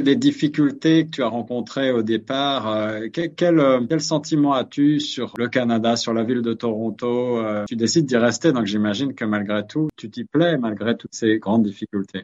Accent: France; moved away; chez nous en France

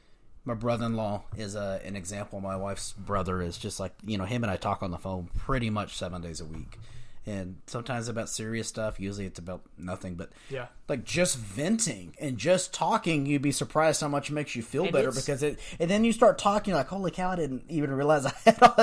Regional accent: West Texas, United States; we're from West Texas, so we're really raised.

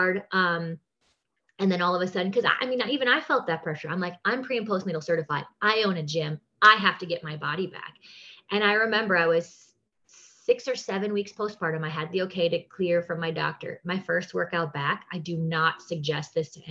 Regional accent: Wisconsin, United States; moved away as an adult; also born or lived in New York City; now in Las Vegas, United States; I grew up in Wisconsin, go Packers.

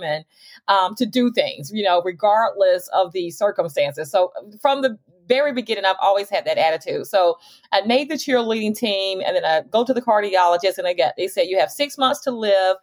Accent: Montgomery, Alabama, United States; I was born and raised in Montgomery, Alabama

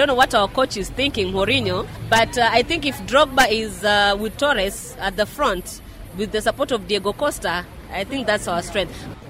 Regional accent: Kenya; I'm an African, I'm a Kenyan.

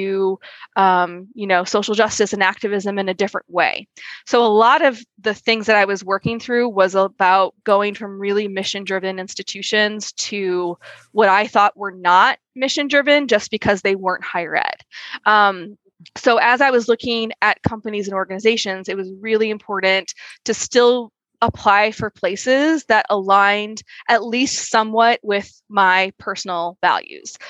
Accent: Midwest, United States; I grew up in the Midwest

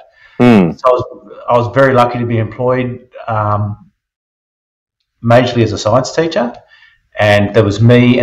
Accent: New South Wales, Australia; now in Rockhampton, Australia; I grew up in New South Wales

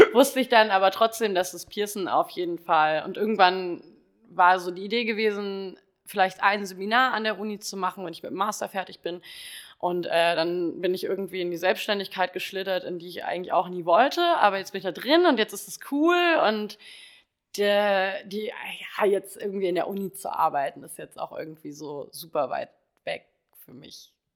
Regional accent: Kassel, Hesse, Germany; moved away as an adult; komme aus dem wunderschönen Kassel und bin im Mai 2019 aufgrund äh, des Naked Steels hergezogen

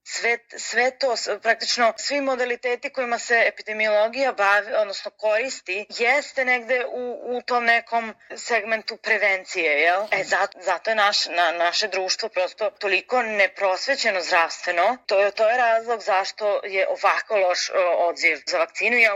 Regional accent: Serbia; Kod nas u Srbiji

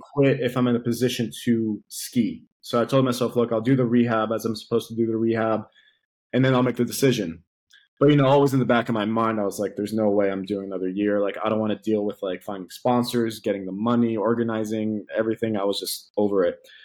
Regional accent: Athens, Attica, Greece; I'm from Athens, Greece

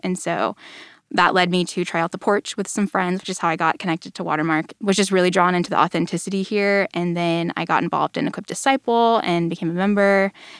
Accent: Allen, Texas, United States; I grew up in Allen, which is just a little ways north of here.

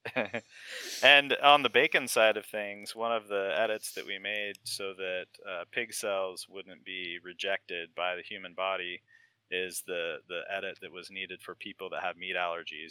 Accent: Utah, United States; now in Virginia, United States; I grew up in Utah, and there's not as much vegetation

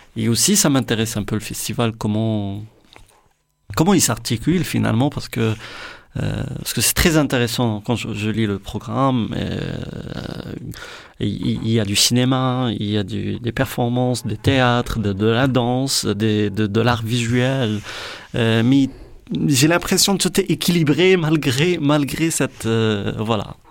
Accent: Morocco; je suis marocain

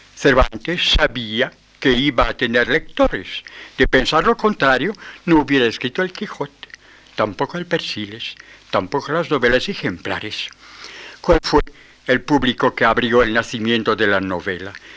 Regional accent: France

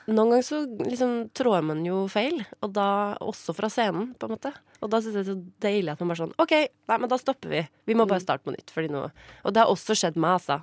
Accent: Trondheim, Trøndelag, Norway; moved away; Trondheim, da, der jeg kommer fra, sånn opprinnelig.

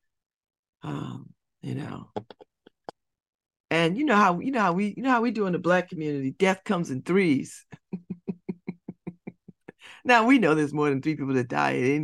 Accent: United States; I am American

